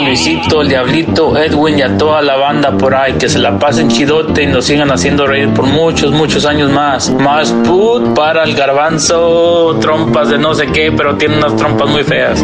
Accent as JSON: {"language": "Spanish", "country": "Mexico", "said": "soy de México"}